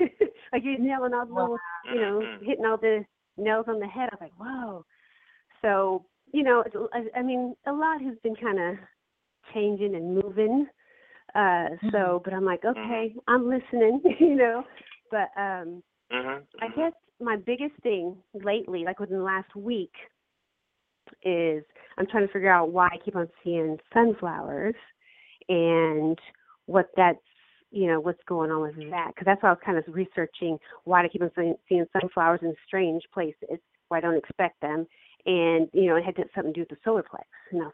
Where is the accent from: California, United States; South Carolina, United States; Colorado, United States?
Colorado, United States; And I grew up in Colorado I lived in Colorado for a little bit.